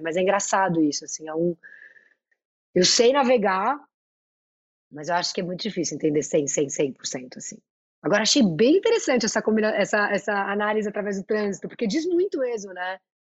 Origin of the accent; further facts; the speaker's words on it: São Paulo, Brazil; Eu sou muito da Vila Madalena, eu sou muito paulista, paulistana